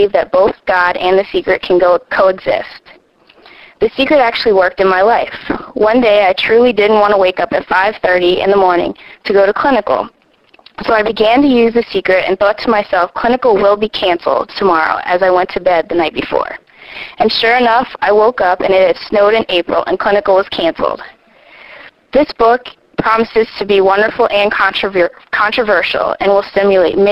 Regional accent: Toms River, New Jersey, United States; I am from Toms River, New Jersey.

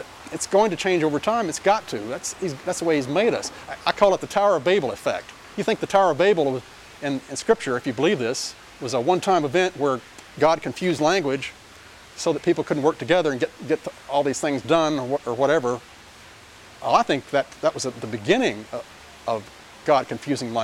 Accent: Central Texas, United States; accent: twang; the kind of dialect that I grew up in, which was in Central Texas in the 50s

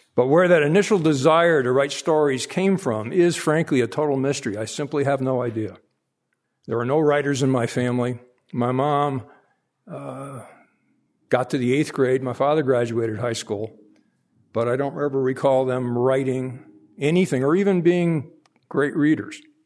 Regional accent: Hartford, Connecticut, United States; I was born in the North End of Hartford, Connecticut, in late nineteen forty.

